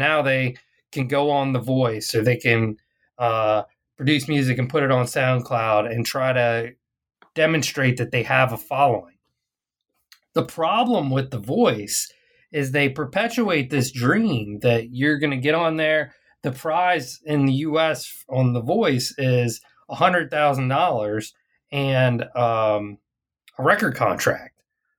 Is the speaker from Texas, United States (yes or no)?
yes; Arlington, Texas, United States; it came to my hometown. So Arlington, Texas is the place kind of in the Dallas-Fort Worth Metroplex